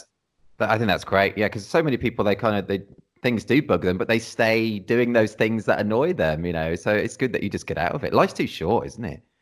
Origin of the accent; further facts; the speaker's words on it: Redditch, West Midlands, United Kingdom; moved away as an adult; now in Cornwall, United Kingdom; I'm from the Midlands originally. I've only been down in Cornwall, like, last, like, twelve years or something like that.